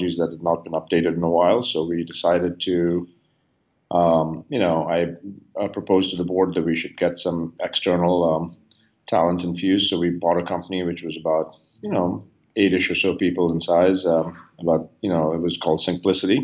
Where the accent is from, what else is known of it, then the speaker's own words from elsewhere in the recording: India; moved away as an adult; now in United States; I grew up in India.